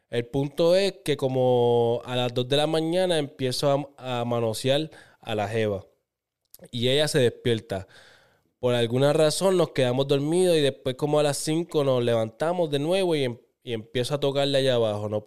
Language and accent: Spanish; Bayamón, Puerto Rico; Soy de Bayamón y quiero mantenerme anónimo.